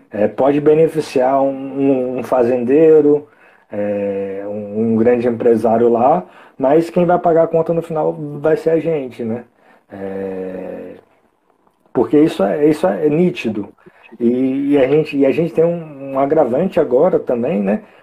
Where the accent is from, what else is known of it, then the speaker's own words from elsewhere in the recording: Espírito Santo, Brazil; also born or lived in Minas Gerais; Eu, eu nasci em Minas, mas eu moro aqui praticamente minha vida toda, no Espírito ah, Santo